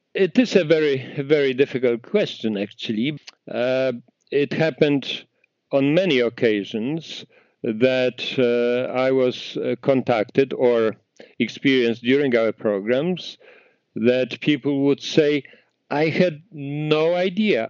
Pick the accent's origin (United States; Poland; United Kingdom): Poland; moved away as an adult; now in Canada; I grew up in Poland in a small town.